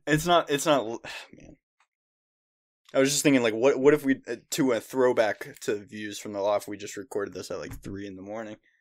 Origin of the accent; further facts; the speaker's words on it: United States; I'm white. I'm a dude. I was born in America.